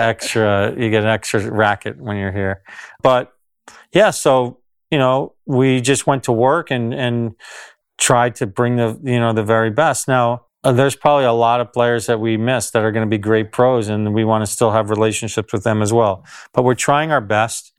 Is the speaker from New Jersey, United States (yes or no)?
yes; New Jersey, United States; I grew up in New Jersey in the United States